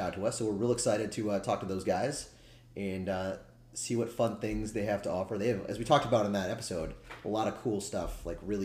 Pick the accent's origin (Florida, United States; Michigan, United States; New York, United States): Florida, United States; Daytona Beach; moved away; my hometown of Daytona Beach, Florida.